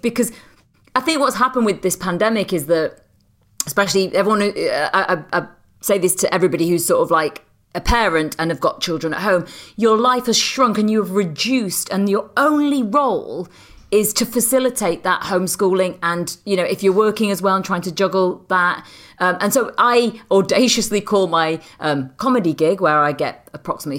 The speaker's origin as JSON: {"language": "English", "country": "United Kingdom", "said": "I'm British"}